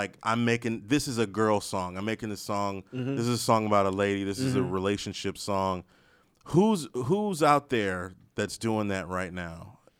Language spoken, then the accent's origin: English; Maryland, United States; I'm from Maryland